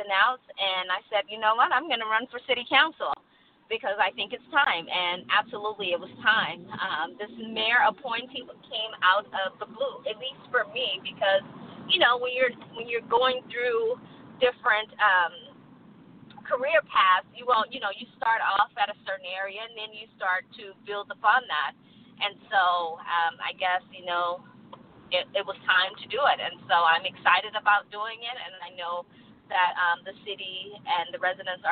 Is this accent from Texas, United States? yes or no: yes; Texas, United States; moved away as an adult; also born or lived in Colorado; now in Albany, United States; I was born, raised in Texas, moved out of my mother's home when I was 19, 20 years old.